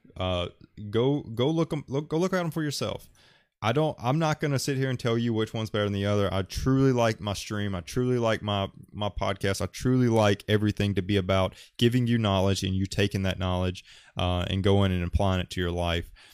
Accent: Alabama, United States; I'm from Alabama

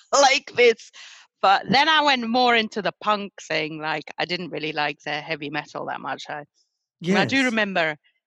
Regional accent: Antwerp, Flanders, Belgium; now in England, United Kingdom; I grew up in Belgium

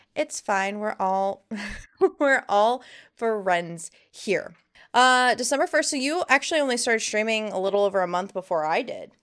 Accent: Miami, Florida, United States; moved away; I'm originally from Miami, which is a really big melting pot of melting pots, and Now I live in a more country setting

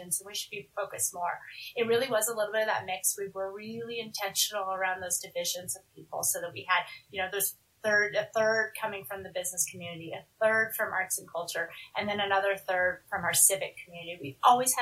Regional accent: Southern California, United States; moved away as an adult; also born or lived in Santa Barbara; now in Colorado, United States; I grew up in Southern California

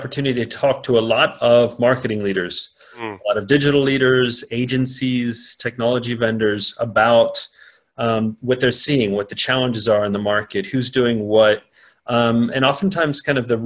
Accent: United States; moved away as an adult; now in London, United Kingdom; I'm an American. But I am settled pretty much for good in Europe. I work out of London

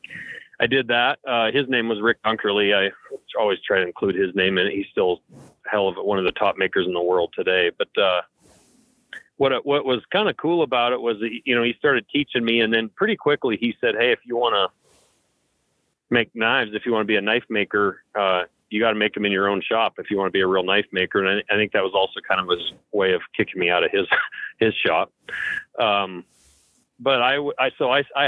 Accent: Lincoln, Montana, United States; I was growing up in Lincoln, Montana, which is a small kind of town on the edge of the Bob Marshall Wilderness here.

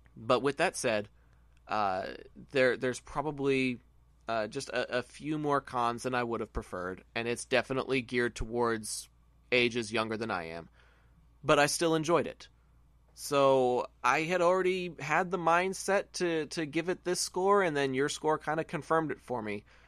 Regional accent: Texas, United States; I'm a Texan

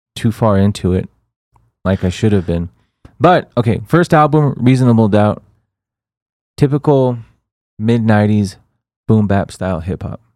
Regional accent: El Paso, Texas, United States; we're from El Paso, Texas

